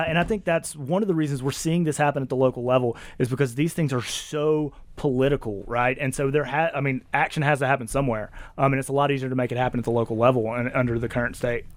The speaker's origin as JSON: {"language": "English", "region": "Mississippi", "country": "United States", "said": "I come from Mississippi"}